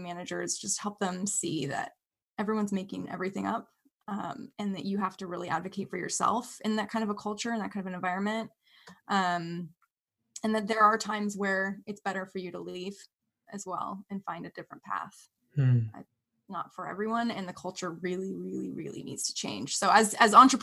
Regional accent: Bay Area, California, United States; also born or lived in Washington; now in Wisconsin, United States; I grew up in the Bay Area, California

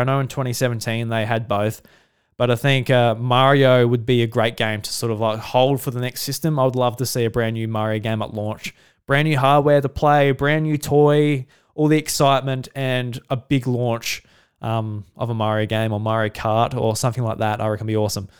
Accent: Australia; being an Australian

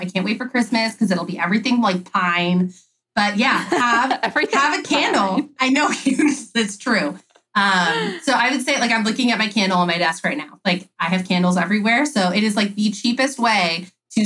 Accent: California, United States; I'm not from the South. I'm from California

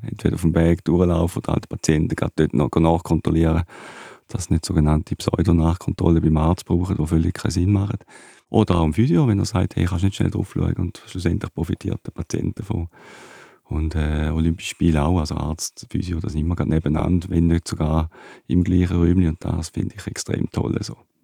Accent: Switzerland; in meinem Heimatdorf, in Dübach

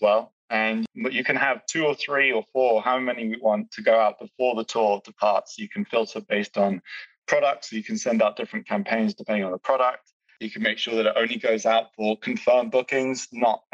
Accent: United Kingdom; I'm British

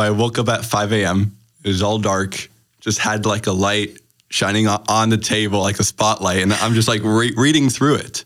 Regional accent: Green Bay, Wisconsin, United States; also born or lived in Germany; I'm from Green Bay, Wisconsin

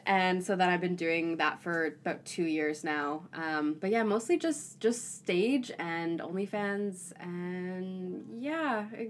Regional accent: Toronto, Ontario, Canada; cause I'm from Toronto originally.

